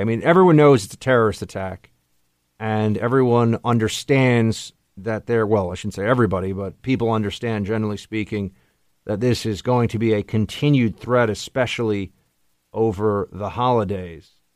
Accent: New York City, New York, United States; here in New York City, here in my hometown

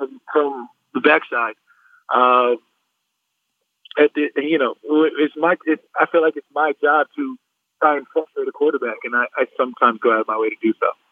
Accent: Arizona, United States; moved away; I'm a kid from Arizona, so I'm always in Mexico

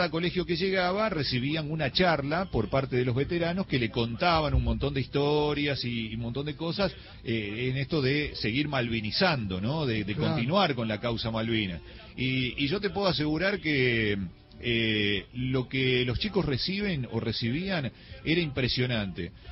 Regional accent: San Jorge, Santa Fe, Argentina; provengo de la provincia de Santa Fe, de un pueblito que se hizo más conocido por el club que por otra cosa, porque soy de San Jorge.

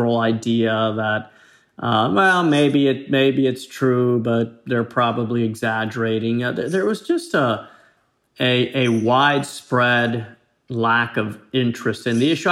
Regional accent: Florida, United States; coming from Florida, growing up near the Everglades.

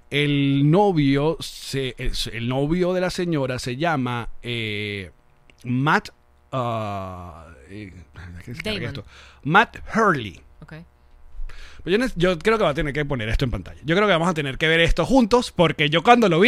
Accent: Caracas, Distrito Capital, Venezuela; also born or lived in New York; I was born in New York and I've lived all my life in Caracas, Venezuela.

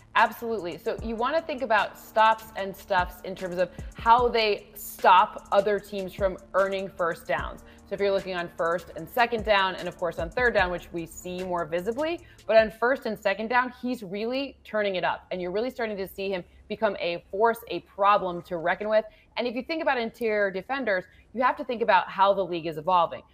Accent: Michigan, United States; I'm obviously from Michigan

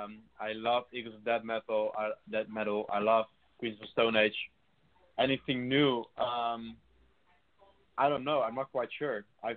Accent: Rotterdam, South Holland, Netherlands; I'm from Rotterdam

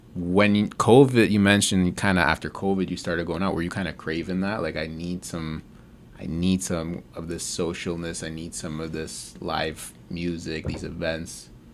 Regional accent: Mississauga, Ontario, Canada; I'm from Mississauga, like, really good places to grow up

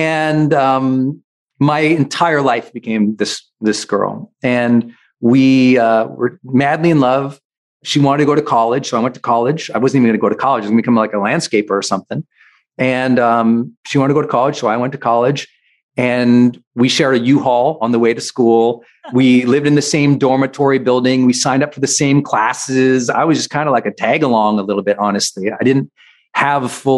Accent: Montana, United States; I'm from Montana.

